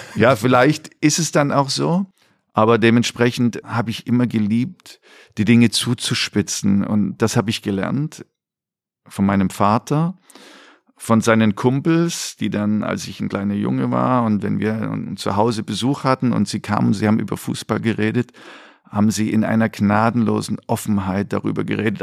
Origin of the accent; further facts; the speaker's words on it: East Germany, Germany; moved away; ich dann so als Ossi